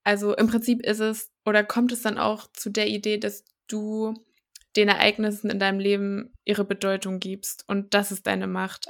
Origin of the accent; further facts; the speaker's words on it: Thuringia, Germany; also born or lived in Rostock; ich bin gebürtig auch aus Thüringen, habe hier mein Abi gemacht